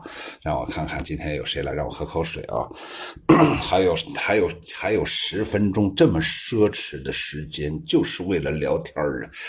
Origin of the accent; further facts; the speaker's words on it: Guangdong, China; 你们都是高智商，我也是广东人，对，好好听啊！